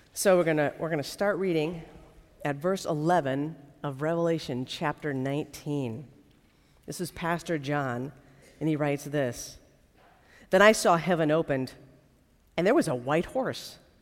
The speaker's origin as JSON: {"language": "English", "country": "United States", "tie": "born or raised there", "said": "for those of us uh, who grew up in the United States"}